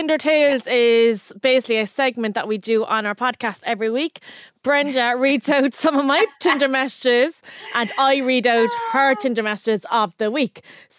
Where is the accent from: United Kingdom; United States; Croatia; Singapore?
United Kingdom; London; born there; About me, I'm a Londoner by birth